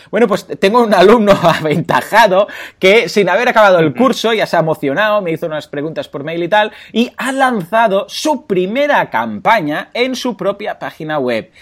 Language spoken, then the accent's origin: Spanish; Mataró, Catalonia, Spain; soy de Mataró